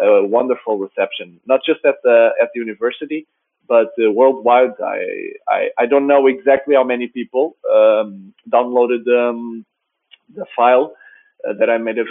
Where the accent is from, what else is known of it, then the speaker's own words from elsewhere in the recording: Portugal; I'm from Portugal.